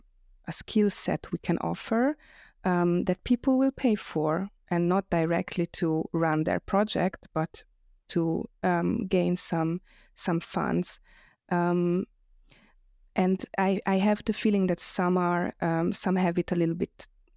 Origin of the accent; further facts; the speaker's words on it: Vienna, Austria; also born or lived in Budapest, Hungary; I live in Vienna, but I was born in Budapest and moved here as a child.